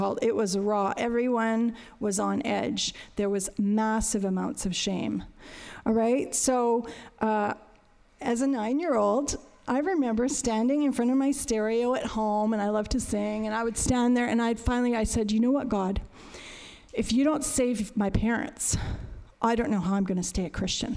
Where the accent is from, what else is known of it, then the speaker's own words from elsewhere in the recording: Saskatchewan, Canada; I'm from Saskatchewan